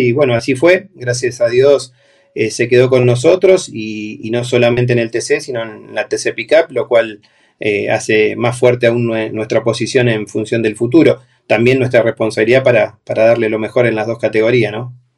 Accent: Argentina

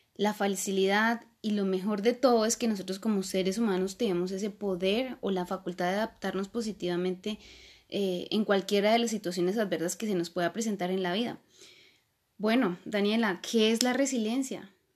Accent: Colombia; soy colombiana

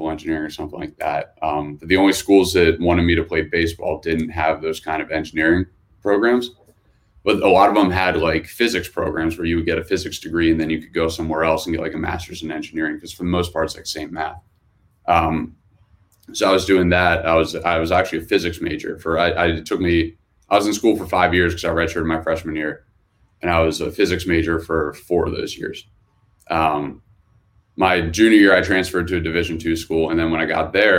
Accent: Hershey, Pennsylvania, United States; I grew up in Hershey, Pennsylvania. So small town in the middle of PA

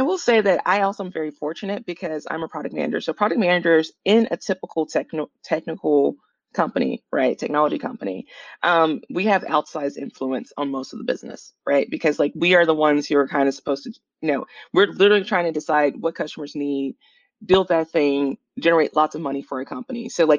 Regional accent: the South, United States; so I grew up in the South, and then I kind of started my, you know, went to college and started my career in the Midwest, and now I'm on the West Coast.

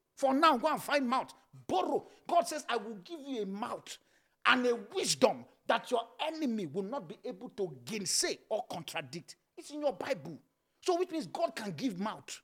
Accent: Nigeria; born or raised there

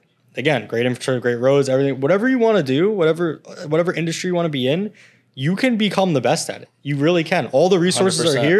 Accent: United States; You're getting me fired up because I'm from America. I'm second generation. So I grew up here. I didn't grow up in a third world country.

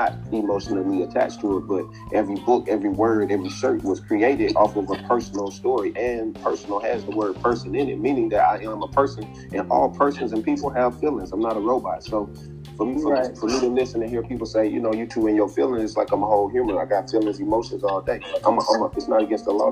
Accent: Alexander City, Alabama, United States; now in Los Angeles, United States; I'm from Alexander City, Alabama. My street is Booker Street. That's where me and my family was raised.

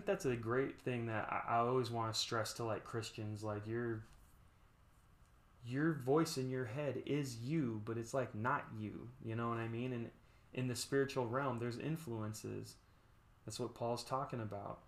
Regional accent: Las Vegas, Nevada, United States; I grew up in Vegas

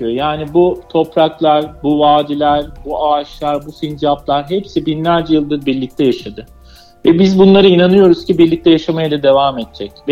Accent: Anatolia, Turkey; Çünkü Anadolu e, bizlerin, bizler bu topraklarda büyümüşüz, yaşamışız ve korumak da bizim e, boynumuzun borcu demek istiyorum.

